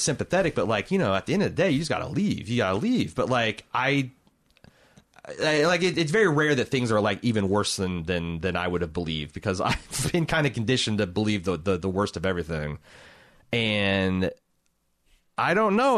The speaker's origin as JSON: {"language": "English", "town": "Indianapolis", "region": "Indiana", "country": "United States", "said": "I'm from Indianapolis"}